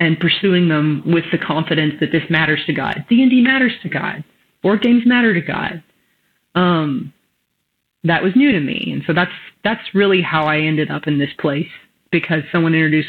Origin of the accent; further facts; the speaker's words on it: West Texas, United States; you can tell I grew up in West Texas